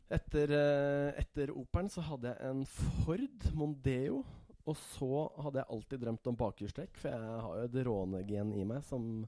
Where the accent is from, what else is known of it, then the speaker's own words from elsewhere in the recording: Hemsedal, Buskerud, Norway; moved away as an adult; also born or lived in Sogndal; now in Oslo, Norway; vokste opp i Hemsedal.